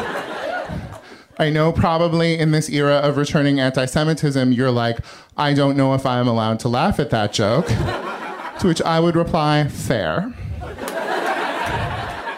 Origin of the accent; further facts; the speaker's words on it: farm town near Sacramento, California, United States; moved away as an adult; now in Los Angeles, United States; The tiny farm town near Sacramento that I come from